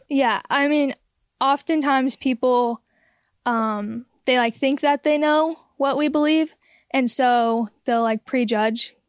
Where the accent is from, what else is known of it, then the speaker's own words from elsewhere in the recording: San Diego, California, United States; I was born and raised in San Diego